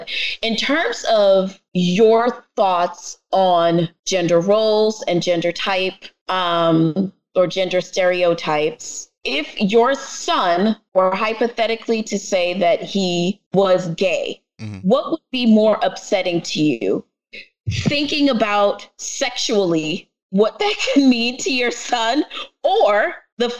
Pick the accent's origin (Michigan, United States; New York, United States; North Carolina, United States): New York, United States; New York City; accent: New York; my family is Jamaican, and I am from the Bronx